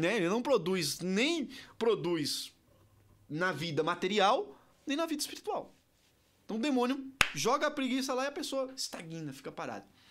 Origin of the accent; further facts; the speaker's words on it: Ceará, Brazil; eu sou nordestino, cearense.